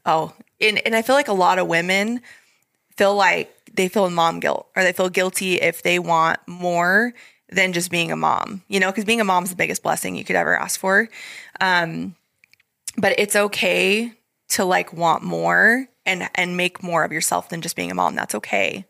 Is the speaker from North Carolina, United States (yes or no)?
no; Idaho, United States; moved away as an adult; we come from Idaho